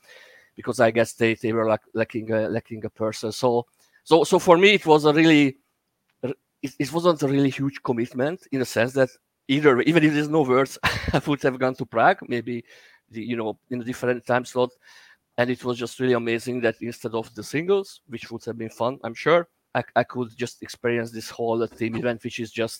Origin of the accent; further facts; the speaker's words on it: Hungary; I'm from Hungary.